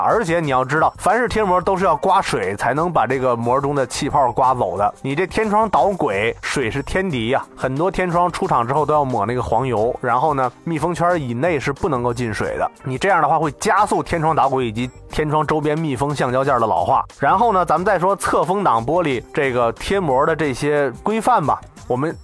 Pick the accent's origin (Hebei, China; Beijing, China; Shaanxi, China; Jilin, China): Hebei, China; northern; 我的老家在河北的北部啊，我们这儿这个钢铁这个工业很发达，走的路上小石子儿特多